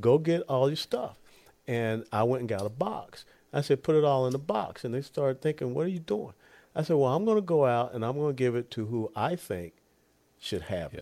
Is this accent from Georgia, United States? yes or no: yes; Georgia, United States; moved away; also born or lived in Tennessee / Kansas; I'm from Georgia